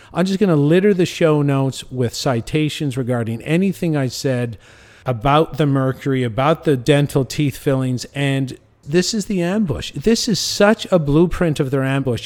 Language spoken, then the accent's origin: English; Cornwall, Ontario, Canada; moved away as an adult; now in Mexico; my hometown in Canada. I live in Mexico